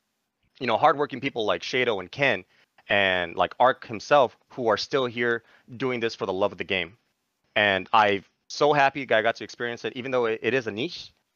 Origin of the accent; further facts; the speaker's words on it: Guam; moved away as an adult; now in Japan; we're from Guam